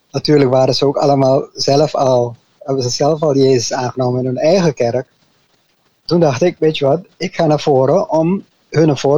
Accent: Arnhem, Gelderland, Netherlands; born there; also born or lived in French Guiana; Ja, ik ben geboren in Arnhem, Nederland. En toen ik drie maanden oud was, toen gingen mijn ouders voor het eerst de zending in. Eerst naar Frans-Guyana. Daar hebben we een jaar gewoond.

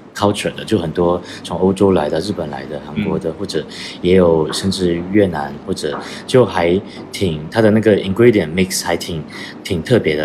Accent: Guangdong, China; now in London, United Kingdom; 我原本是来自，呃，中国广东，嗯，然后是从在二零六，零六年出，呃，出国留学，然后，呃，一直在伦敦也生活了至少，呃，十年以上

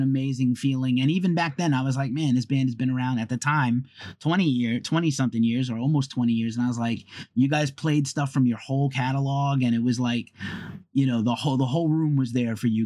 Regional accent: New York City, New York, United States; also born or lived in Boston; I'm from New York City and I live here again now, but I lived in Boston for a long time

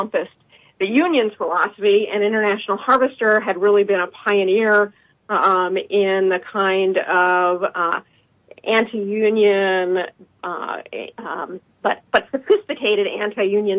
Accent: Chicago, Illinois, United States; I'm a Chicagoan

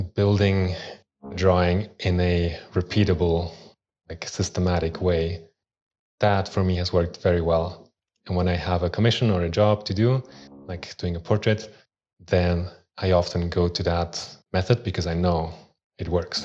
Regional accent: Switzerland; also born or lived in Austria; in Switzerland, where I grew up. I was born in Austria, but moved to Switzerland when I was three.

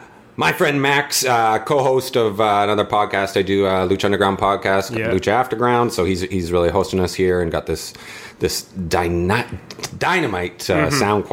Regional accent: Calgary, Alberta, Canada; I grew up in Calgary, Alberta, Canada

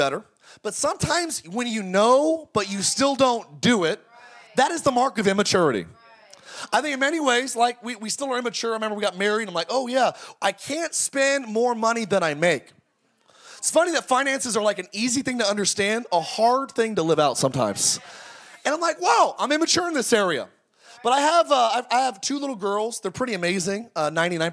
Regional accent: Palmdale, California, United States; now in Orange County, United States; I'm from Palmdale

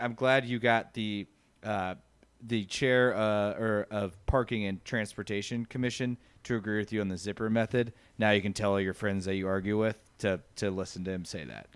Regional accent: United States; I am an American

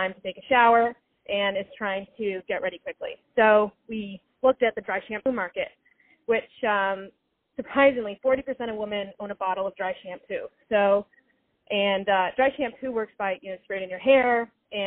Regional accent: Canada; moved away as an adult; also born or lived in Boston, United States; I'm originally from Canada

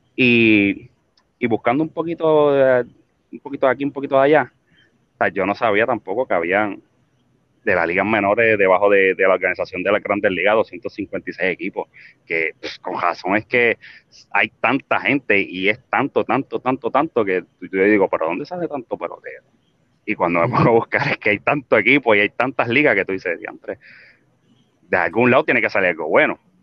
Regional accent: Puerto Rico; país donde nosotros nos crecimos, donde somos, de Puerto Rico

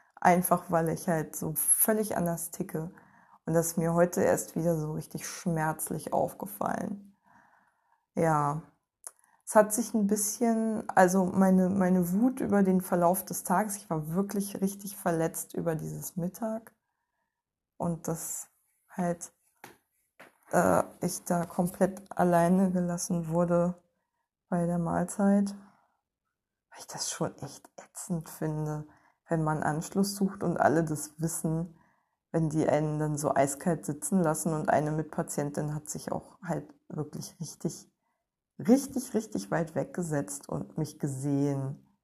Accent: East Germany, Germany; Ich bin Ostdeutsche und nach der Wende sozialisiert worden

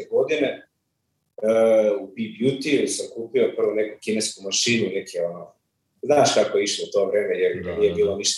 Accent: Belgrade, Serbia; rođen sam u Beogradu, u Zemunu, odrastao u Beogradu

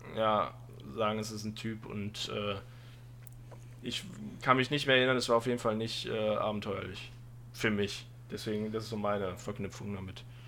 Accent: Aachen area, North Rhine-Westphalia, Germany; ich komme aus der Gegend Aachen. Also Aachen ist die nächste Stadt bei mir. Äh, ich, ich habe zwischen der Eifel und Aachen gewohnt. Äh, Aachen ist quasi Heimat

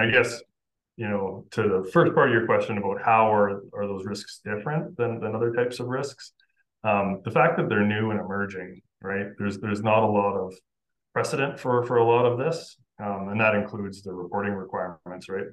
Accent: Oxbow, Saskatchewan, Canada; moved away as an adult; now in Calgary, Canada; I grew up in Oxbow, Saskatchewan

